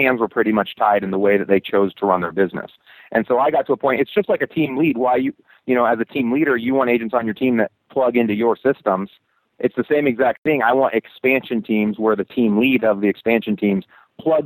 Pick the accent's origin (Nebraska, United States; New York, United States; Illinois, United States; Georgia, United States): Nebraska, United States